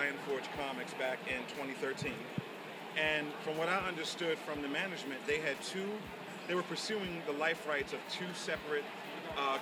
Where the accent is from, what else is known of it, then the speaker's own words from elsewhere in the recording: Baltimore, Maryland, United States; I'm from Baltimore, and growing up in the 80s in Baltimore